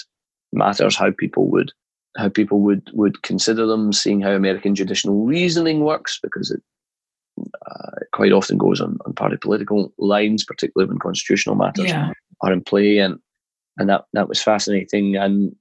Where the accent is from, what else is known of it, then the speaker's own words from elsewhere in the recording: Scotland, United Kingdom; moved away as an adult; also born or lived in North Carolina, United States; now in London, United Kingdom; growing up in Scotland